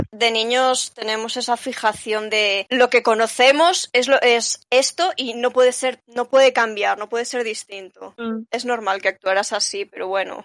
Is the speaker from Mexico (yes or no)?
no; Spain; yo soy española